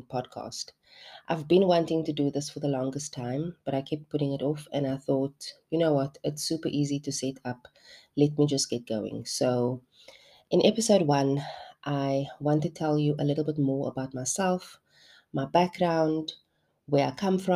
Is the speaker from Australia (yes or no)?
no; Cape Town, Western Cape, South Africa; also born or lived in Heideveld, Cape Town / Hout Bay; born and raised for the most part in Mitchell's Plain on the Cape Flats